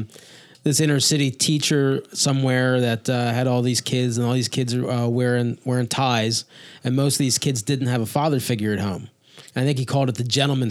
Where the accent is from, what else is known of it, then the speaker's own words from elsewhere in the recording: Kennett Square, Pennsylvania, United States; now in Lancaster County, United States; I'm not from Lancaster County. I'm from Chester County. Italian, Catholic. I moved here